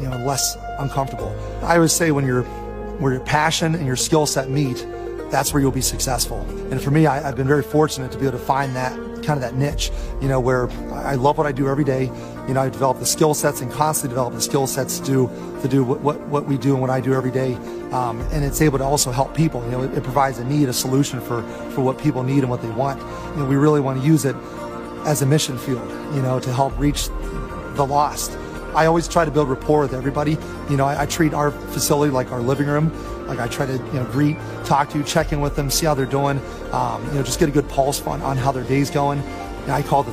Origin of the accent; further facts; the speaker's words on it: Pittsburgh, Pennsylvania, United States; I grew up just outside of Pittsburgh, Pennsylvania